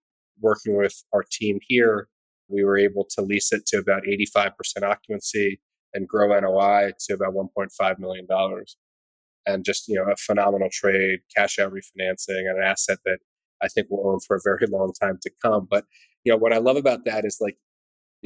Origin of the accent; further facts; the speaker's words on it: New York City, New York, United States; my hometown of New York